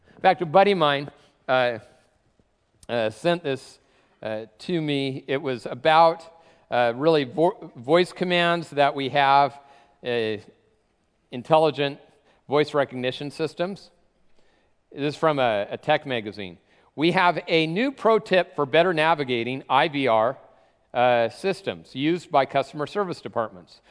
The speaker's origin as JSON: {"language": "English", "town": "Tacoma", "region": "Washington", "country": "United States", "said": "I'm from Tacoma"}